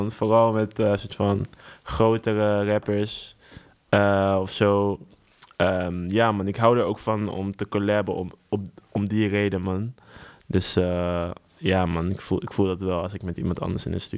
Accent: Utrecht, Netherlands; Ik kom uit Utrecht

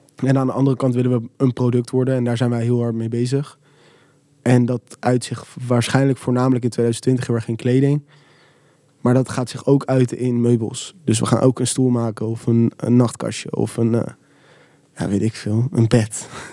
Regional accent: Rotterdam, South Holland, Netherlands; ik kom uit Rotterdam.

